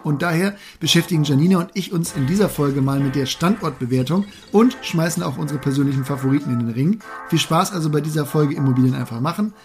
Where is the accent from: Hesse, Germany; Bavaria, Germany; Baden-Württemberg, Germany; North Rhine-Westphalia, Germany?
North Rhine-Westphalia, Germany; Münsterland; moved away; das Münsterland, meine alte Heimat